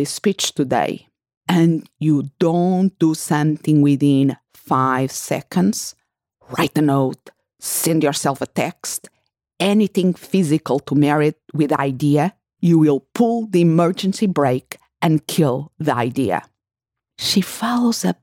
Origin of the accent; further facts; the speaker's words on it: Portugal; my family house where I grew up in Portugal